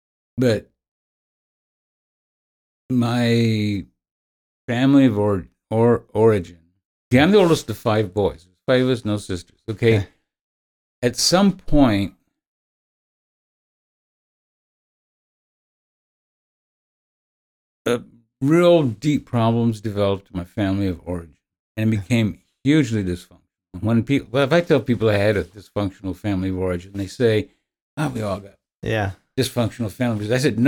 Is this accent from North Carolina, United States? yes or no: no; Elkhart, Indiana, United States; well, I was born in Elkhart in 1950, so I'm 72. I've always lived in Indiana.